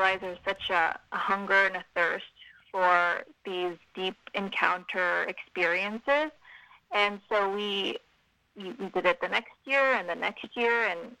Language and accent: English; Modesto, California, United States; moved away as an adult; also born or lived in San Diego / San Jose; now in Rancho Cordova, United States; So I am originally from Modesto. Mm-hmm. I grew up there